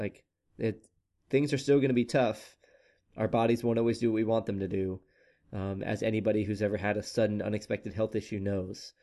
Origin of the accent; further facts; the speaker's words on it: Oklahoma, United States; moved away; my home state of Oklahoma